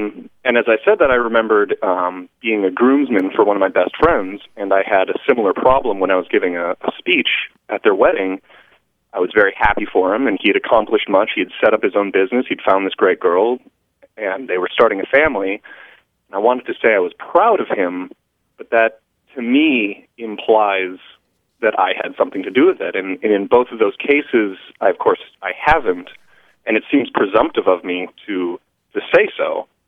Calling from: Langley Air Force Base, Virginia, United States; I'm calling from Langley Air Force Base in Virginia.

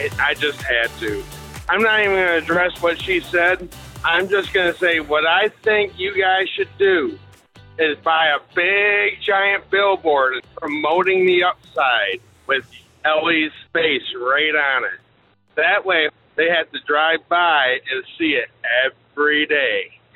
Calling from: Michigan, United States; Hi, this is …. I'm calling from Michigan.

